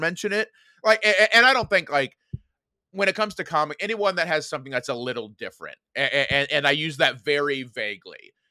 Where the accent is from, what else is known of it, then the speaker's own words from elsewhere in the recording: Indiana, United States; moved away as an adult; I grew up, uh, in a little town called Dammate, Indiana.